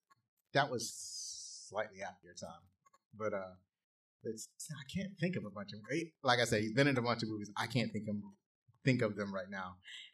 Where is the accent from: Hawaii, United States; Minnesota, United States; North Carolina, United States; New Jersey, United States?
North Carolina, United States; Pilot; but I grew up in Pilot. I never really picked up the North Carolina accent, but what you call it?